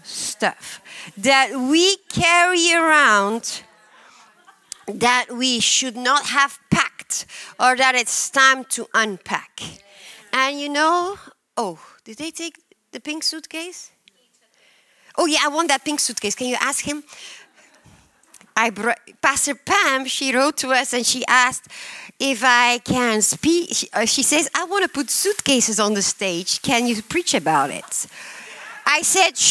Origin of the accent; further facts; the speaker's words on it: Belgium; English is a second language; I am from Belgium